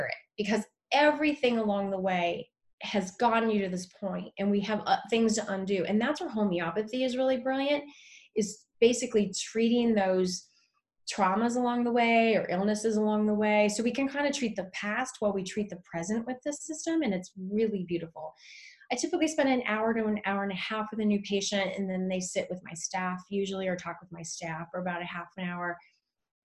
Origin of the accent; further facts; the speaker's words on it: Lodi, California, United States; also born or lived in Vancouver, Washington; I have an office in Lodi, California, which is, I know people say, why? It's my hometown